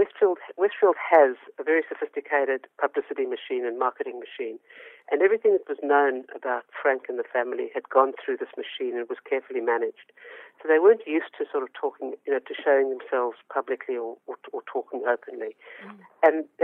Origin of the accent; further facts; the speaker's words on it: South Africa; moved away as an adult; now in Australia; I immigrated to Australia from South Africa